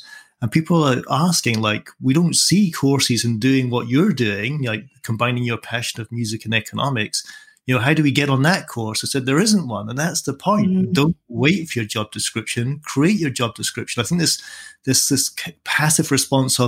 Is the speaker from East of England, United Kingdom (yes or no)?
no; Edinburgh, Scotland, United Kingdom; also born or lived in Dunbar, Scottish Borders; I grew up in Edinburgh